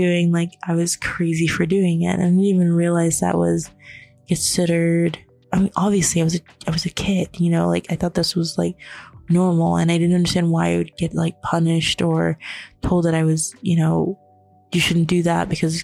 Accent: Florida, United States; also born or lived in New York; when I was living in New York, but then we moved and we didn't have the same sort of help moving to Florida, because I was born in New York

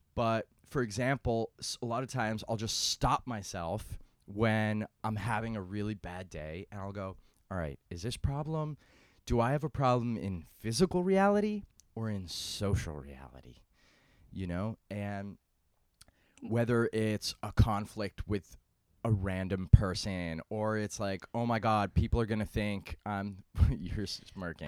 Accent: New York City, New York, United States; I'm from New York City

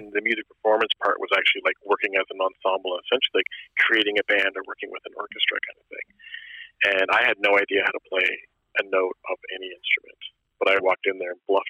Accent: Nova Scotia, Canada; born there; also born or lived in Germany / Newfoundland; I was actually not born in Newfoundland. {S0} Really? {S3} I was born in Nova Scotia, but even I only ever spent 11 months there before I was like shipped off.

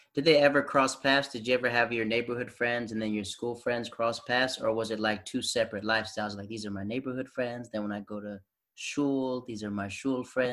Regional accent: the South, United States; I'm from the South

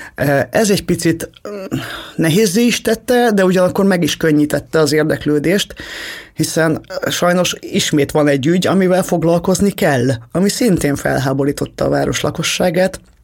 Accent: Hungary; mi mindannyian magyarok vagyunk

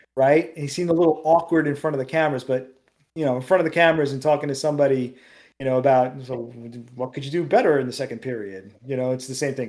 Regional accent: New York City, New York, United States; I grew up in Queens

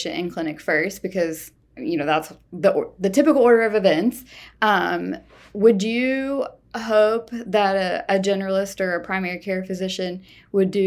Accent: Texas, United States; the Texan

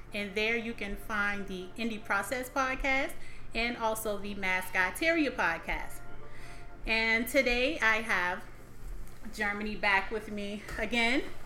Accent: the South, United States; I grew up in the South

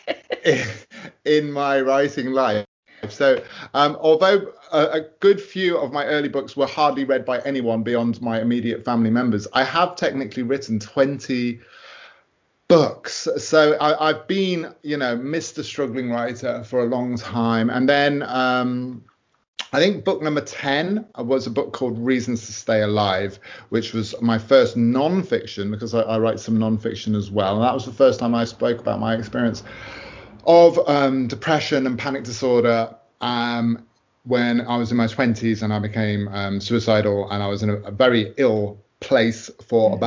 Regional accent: United Kingdom; I'm a British author

